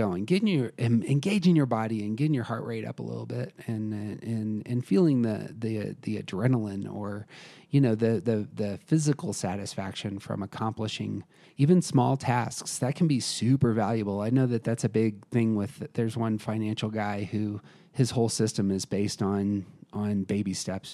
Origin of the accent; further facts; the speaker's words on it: United States; I'm an American